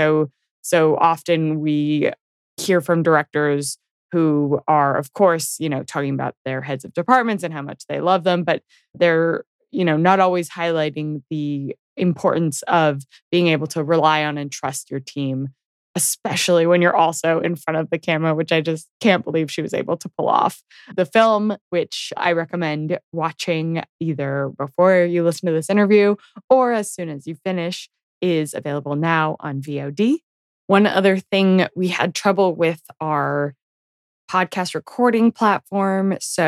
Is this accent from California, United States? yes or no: yes; Tahoe, California, United States; I grew up skiing in Tahoe